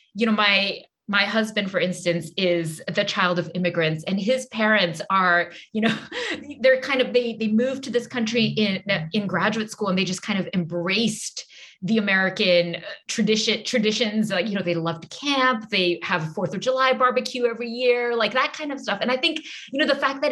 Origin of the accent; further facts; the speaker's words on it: Singapore; now in United States; I grew up in Singapore.